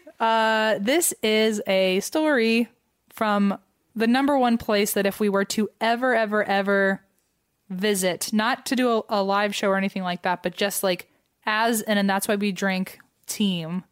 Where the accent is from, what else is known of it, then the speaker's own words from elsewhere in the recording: United States; as an American